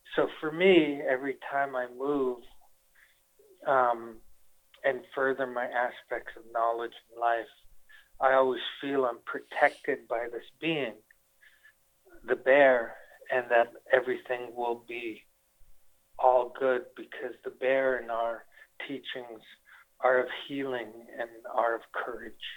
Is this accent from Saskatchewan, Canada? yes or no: no; Winnipeg, Manitoba, Canada; now in Las Vegas, United States; Winnipeg, Manitoba, and that's where I'm from.